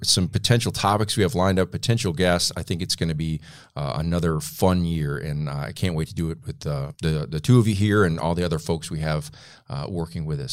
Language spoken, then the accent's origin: English; Flint, Michigan, United States; now in Tennessee, United States; my hometown of Flint, Michigan